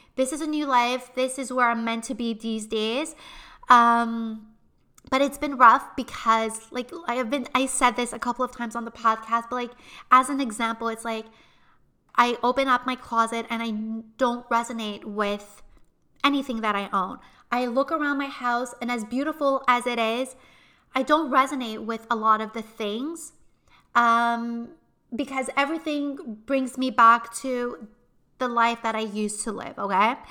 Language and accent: English; Montreal, Quebec, Canada; we are originally from Montreal